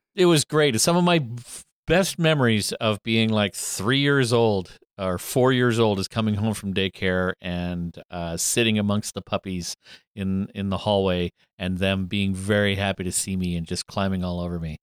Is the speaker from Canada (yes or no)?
yes; Alberta, Canada; also born or lived in Sault Ste. Marie, Ontario; we moved from Sault Ste. Marie to Alberta when I was in grade three